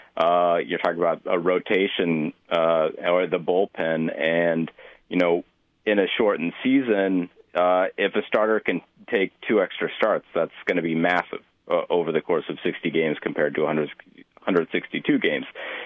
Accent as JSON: {"language": "English", "town": "Des Moines", "region": "Iowa", "country": "United States", "tie": "born or raised there", "said": "I grew up in Des Moines, and then I went to school for a while in Iowa City"}